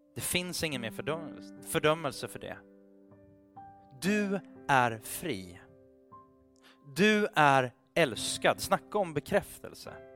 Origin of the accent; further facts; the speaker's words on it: Sweden; Vi är ju svenskar